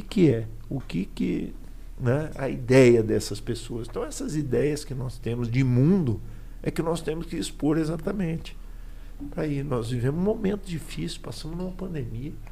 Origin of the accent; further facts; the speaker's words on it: Aquidauana, Mato Grosso do Sul, Brazil; now in Campo Grande, Brazil; eu sou de aqui da Uana, moro em Campo Grande, mas tenho família